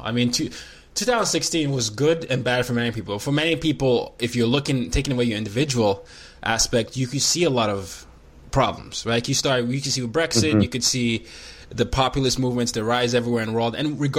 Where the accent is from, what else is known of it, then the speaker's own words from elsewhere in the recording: Nigeria; As I am a Nigerian, I grew up in five countries